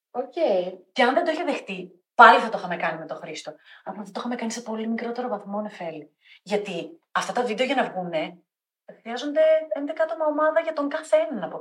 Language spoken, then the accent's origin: Greek; Thessaloniki, Central Macedonia, Greece; now in Athens, Greece; Είμαι Θεσσαλονικιά, προτιμάω την Αθήνα, αγαπώ την Αθήνα, τη λατρεύω.